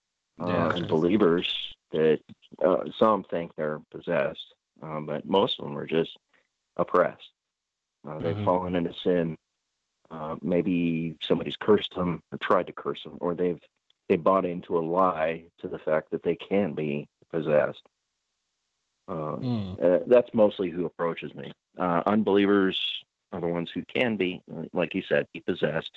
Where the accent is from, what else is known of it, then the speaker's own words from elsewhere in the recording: Butte, Montana, United States; in my hometown in Butte, Montana